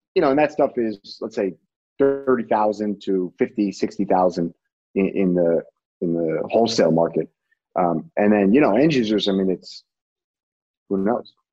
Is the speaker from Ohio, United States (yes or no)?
no; Rhode Island, United States; my home state of rhode island